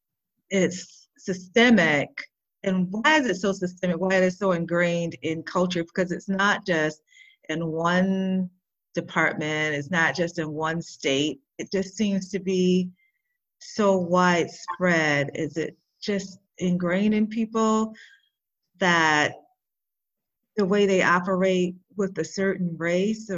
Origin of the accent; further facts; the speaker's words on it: Michigan, United States; I grew up in Michigan